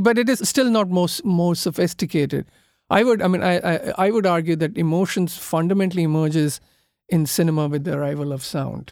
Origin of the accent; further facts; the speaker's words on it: Kolkata, West Bengal, India; I come from Calcutta, which is considered to be now one of the most polluted cities in the world.